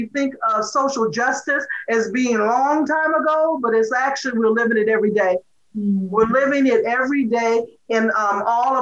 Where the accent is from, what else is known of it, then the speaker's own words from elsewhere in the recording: Waukegan, Illinois, United States; when we were growing up in Waukegan